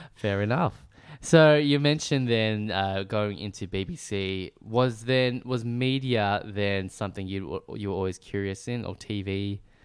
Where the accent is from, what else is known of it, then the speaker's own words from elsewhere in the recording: Melbourne, Victoria, Australia; now in Sydney, Australia; where I grew up in Melbourne